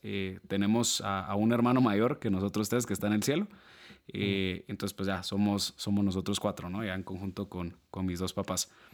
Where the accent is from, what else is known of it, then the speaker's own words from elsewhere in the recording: Guatemala City, Guatemala Department, Guatemala; yo soy guatemalteco, nacido, criado, estudiado, graduado aquí en Ciudad de Guatemala